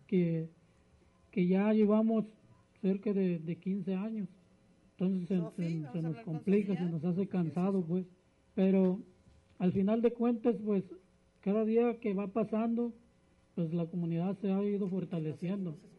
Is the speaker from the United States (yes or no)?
no; Santa María Ostula, Michoacán, Mexico; vengo de la comunidad de Santa María Ostula. Santa María Ostula está ubicada en la costa de Michoacán